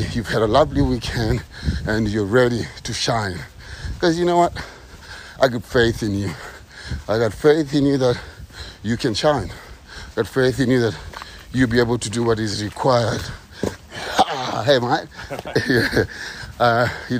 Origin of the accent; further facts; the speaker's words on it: Kenya; moved away; I'm from the ghetto. I'm from Kenya.